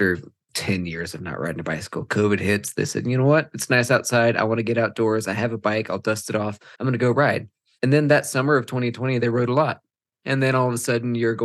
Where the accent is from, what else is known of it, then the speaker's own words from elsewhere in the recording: Texas, United States; now in Colorado, United States; as a Texan